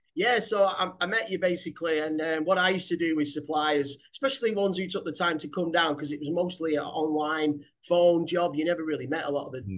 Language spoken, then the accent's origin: English; Manchester, North West England, United Kingdom; my hometown, Manchester.